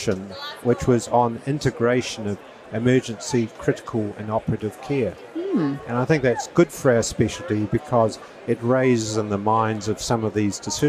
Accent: New Zealand; also born or lived in Christchurch, New Zealand / Australia / Fiji; I'm a New Zealander

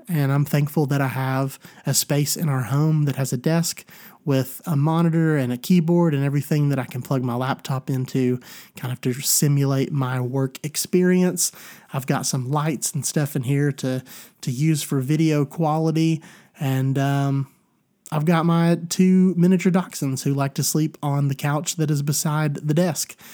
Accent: Tennessee, United States; my home state of Tennessee

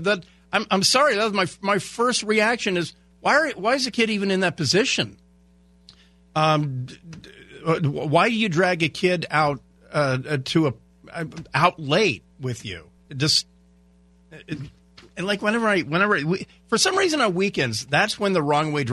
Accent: Port Angeles, Washington, United States; I grew up in Port Angeles, Washington

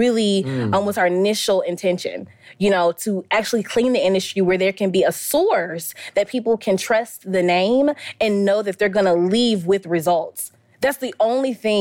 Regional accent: Valdosta, Georgia, United States; born or raised there; also born or lived in Nashville, Tennessee / Stockton, Georgia

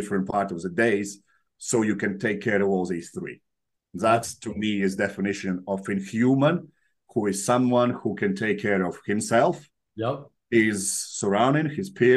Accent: Latvia; moved away as an adult; also born or lived in Soviet Union; now in United Kingdom; So in Latvia, I come from Latvia. We were part of Soviet Union, then we broke up. It was the independent country for a while. Then we joined European Union, and that's where I moved to UK.

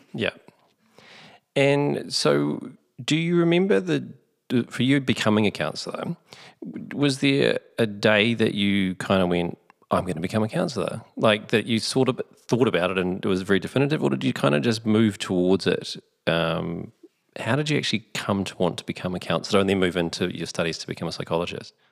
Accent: Onehunga, Auckland, New Zealand; growing up in Orniehunga

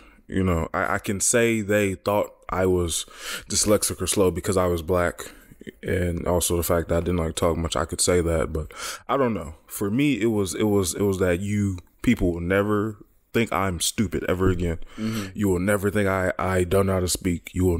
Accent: Los Angeles, California, United States; And also, I come from South Central, you know, so you hear me speak, you wouldn't think, oh, he's from South there. Central. You know, I don't sound anything like where I came from.

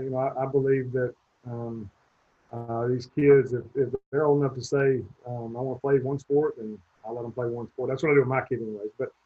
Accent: Albertville, Alabama, United States; moved away as an adult; also born or lived in Fort Rucker, Alabama / Cleveland, Georgia; now in Texas, United States; Left there, went to Albertville, Alabama. And that's where I grew up, was in Albertville, Alabama. So I spent, I was there from the time I was 7 years old. I was 18 when I left chasing baseball.

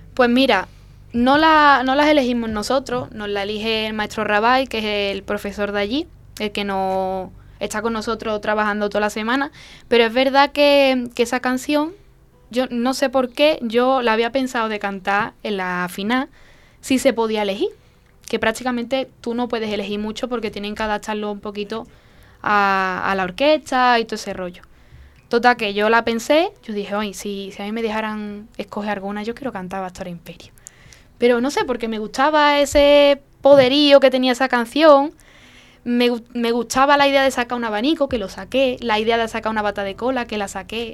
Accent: La Lantejuela, Andalusia, Spain; Yo soy de la Antejuela, cerquita de, Dosuna

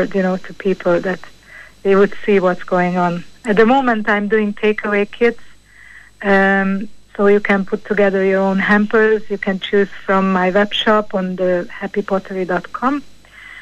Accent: Hungary; moved away as an adult; now in Ireland; I'm from originally from Hungary, and I have an Irish husband

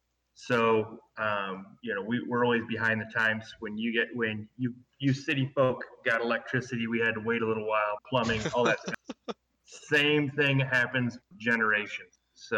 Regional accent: Bruning, Nebraska, United States; Bruning, Nebraska.

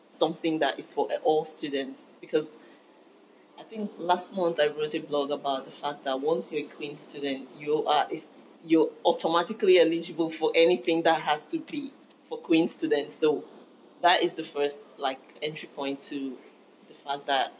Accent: Nigeria; moved away as an adult; now in Belfast, United Kingdom; I'm from Nigeria.

